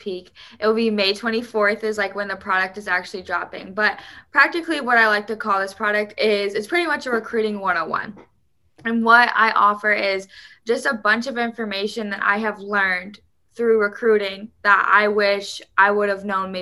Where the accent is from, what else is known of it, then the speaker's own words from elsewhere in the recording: Indiana, United States; growing up in Indiana, it's cold